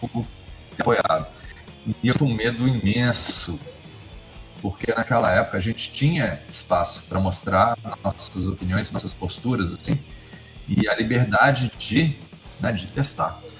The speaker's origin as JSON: {"language": "Portuguese", "town": "Brasília", "region": "Federal District", "country": "Brazil", "said": "sou de Brasília"}